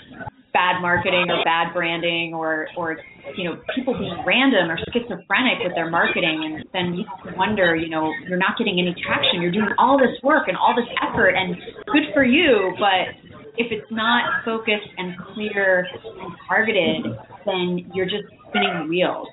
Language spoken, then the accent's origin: English; New York, United States; also born or lived in Chicago; now in San Francisco, United States; I grew up in New York